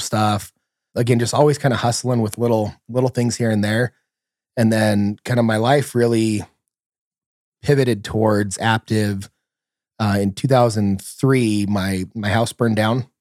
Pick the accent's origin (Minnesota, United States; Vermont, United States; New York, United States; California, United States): California, United States; San Bernardino; I grew up in San Bernardino, California, so, you know, not the nicest place in the world.